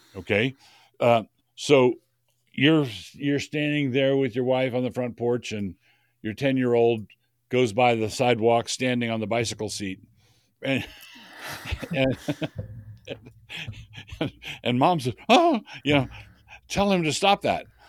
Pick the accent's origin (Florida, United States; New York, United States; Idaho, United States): Idaho, United States; I'm from Idaho